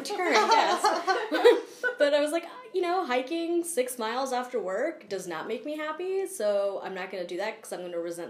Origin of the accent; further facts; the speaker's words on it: East Coast, United States; Like, I grew up skiing on the East Coast, but skiing on the East Coast is different than skiing on the West Coast.